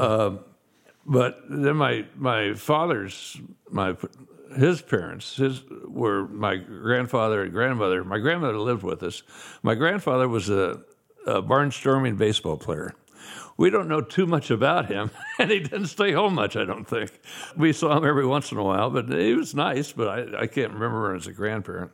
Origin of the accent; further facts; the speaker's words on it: Kansas City, Missouri, United States; I was born in Kansas City, Missouri